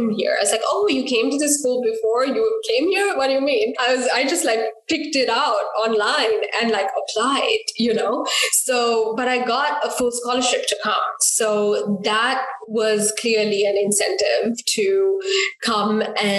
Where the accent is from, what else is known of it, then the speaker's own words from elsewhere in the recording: Colombo, Western Province, Sri Lanka; moved away as an adult; also born or lived in Pittsburgh, United States; now in Seattle, United States; I grew up in Colombo, which is the city in Sri Lanka